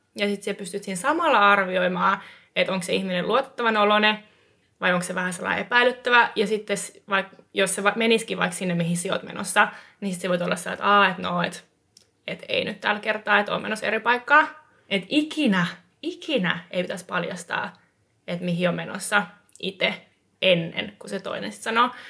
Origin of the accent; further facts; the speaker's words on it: Eastern Finland, Finland; siis Itä-Suomestahan olen kotoisin myös.